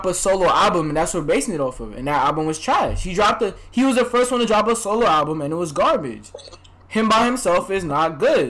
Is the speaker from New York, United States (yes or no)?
yes; New York, United States; I'm from New York, too